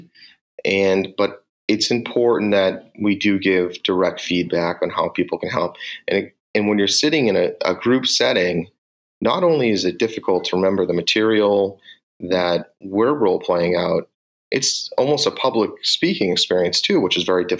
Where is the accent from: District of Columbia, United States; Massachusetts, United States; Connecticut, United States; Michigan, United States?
Massachusetts, United States; Boston; accent: Boston; my Boston accent